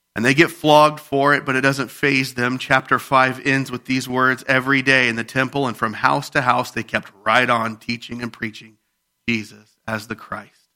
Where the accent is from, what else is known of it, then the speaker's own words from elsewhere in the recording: Midwest, United States; We're from the Midwest